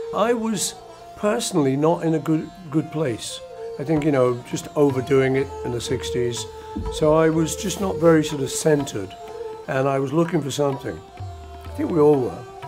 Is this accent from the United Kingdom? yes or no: yes; Liverpool, North West England, United Kingdom; when we were kids growing up in Liverpool